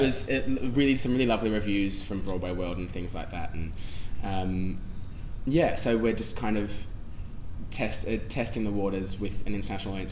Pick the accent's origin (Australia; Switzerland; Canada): Australia; Sydney, New South Wales; moved away as an adult; now in London, United Kingdom; it was coming from my home as well